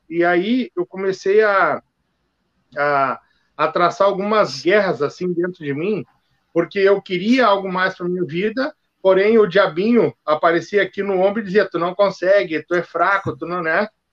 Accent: Novo Hamburgo, Rio Grande do Sul, Brazil; also born or lived in Frederico Westphalen; eu sou natural de Frederico Westphalen mas me criei aqui em Novo Hamburgo

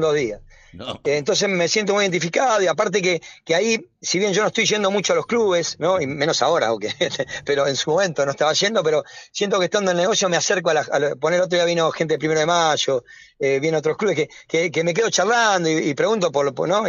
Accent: Avellaneda, Buenos Aires Province, Argentina; yo soy wildense, soy de Avellaneda

